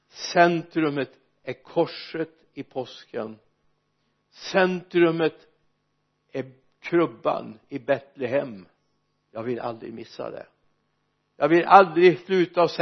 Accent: Mariestad, Västra Götaland, Sweden; born or raised there

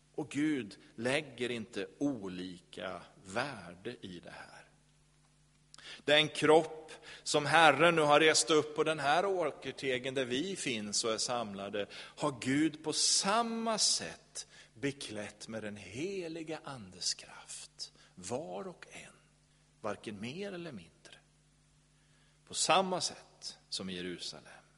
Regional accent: Sweden; vi som är svenskar

